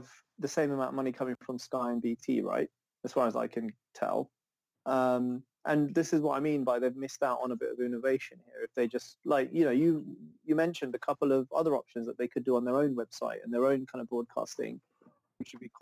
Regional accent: Zambia; now in United Kingdom; I was born in Zambia, go back quite a lot, and I haven't been back in a while

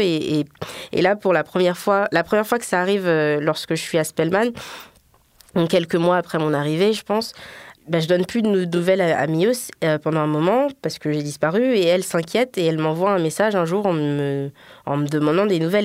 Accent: Guinea; moved away; also born or lived in Paris, France; je suis guinéenne

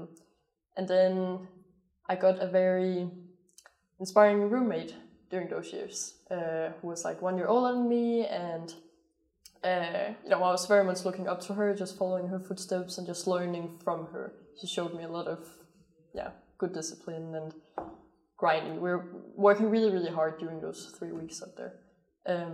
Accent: Denmark; born or raised there; moved away

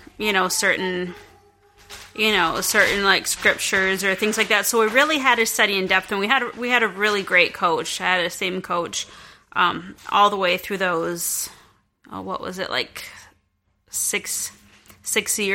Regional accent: Central South Dakota, United States; I grew up in Central South Dakota.

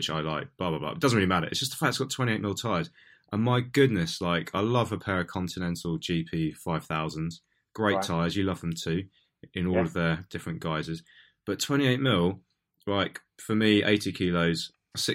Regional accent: Portsmouth, South East England, United Kingdom; now in London, United Kingdom; I'm originally from Portsmouth. I now live in London.

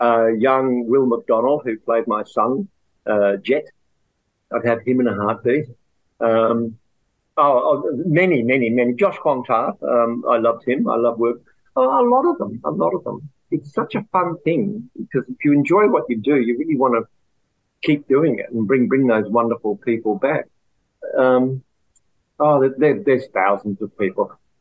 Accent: Australia

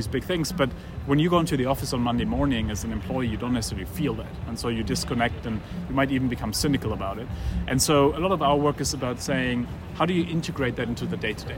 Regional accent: Germany; I grew up in Germany

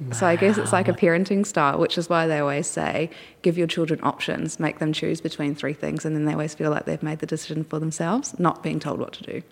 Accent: Dunedin, Otago, New Zealand; also born or lived in Hyde, New Zealand; now in Australia; in Dunedin, which is a city in the South Island of New Zealand

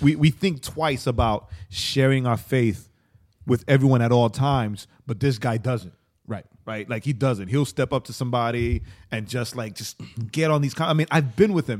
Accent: New York City, New York, United States; I'm from Queens

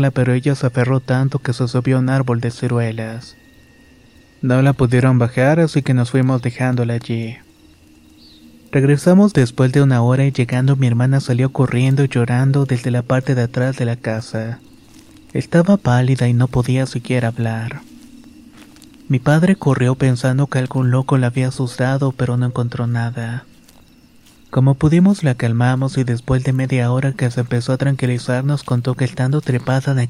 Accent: Catemaco, Veracruz, Mexico; Soy originaria de Catemaco, Veracruz.

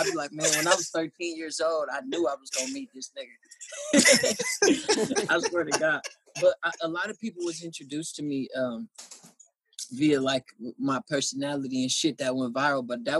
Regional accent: Oakland, California, United States; Oh man, it's like I got real Oakland history.

